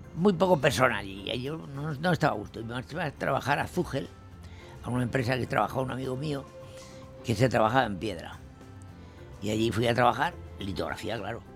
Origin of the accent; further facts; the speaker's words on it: La Horra, Castile and León, Spain; also born or lived in Burgos; Yo nací en La Horra el día 1 de marzo de 1928.